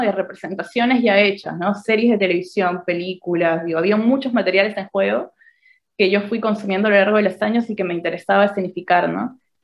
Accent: Peru; moved away as an adult; now in Argentina; me siento peruana, digo, crecí, estuve 20 años allá, los primeros 20 años de mi vida

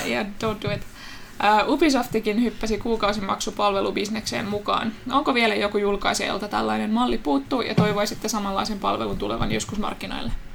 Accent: Turku, Southwest Finland, Finland; accent: Turku dialect; mun tulee turkulainen murre

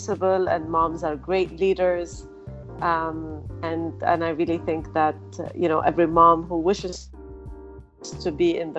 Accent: Canada; moved away as an adult; also born or lived in Lebanon; now in Dubai, United Arab Emirates; I'm originally Lebanese, but I was raised in Canada, and then I moved back to the Middle East to work

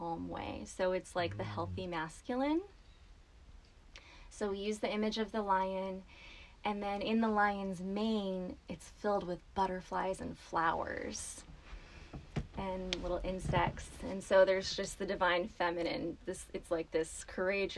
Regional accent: Los Angeles, California, United States; I grew up in Southern California, in the LA area

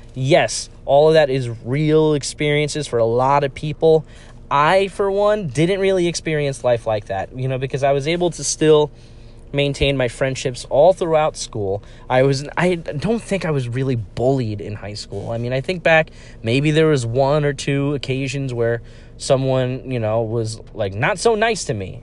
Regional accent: New York, United States; also born or lived in Villanova, Pennsylvania; I grew up in a culture where, uh, pizza was the end all be all of local cuisine. And so, I mean, I have my own hometown favorites

